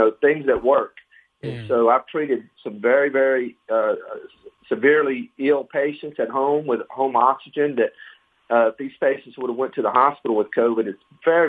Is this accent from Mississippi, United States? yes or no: yes; Ocean Springs, Mississippi, United States; also born or lived in Meridian, Mississippi / Alabama; now in Flowood, United States; I was born and raised in Mississippi, born in Meridian, Mississippi. My mother's from Yazoo City. My father from Tupelo, and I grew up on the Mississippi Gulf Coast in Ocean Springs